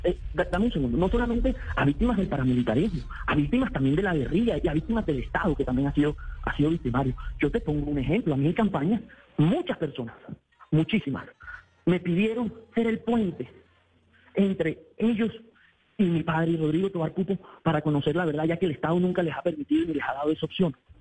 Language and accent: Spanish; Valledupar, Cesar, Colombia; Yo soy oriundo de Valledupar